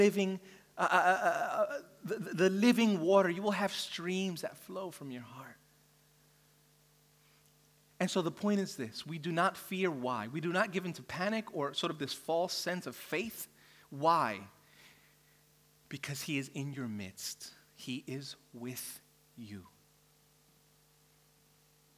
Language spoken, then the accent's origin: English; New York City, New York, United States; now in Australia; I'm from New York City where, you know, the skyscrapers everywhere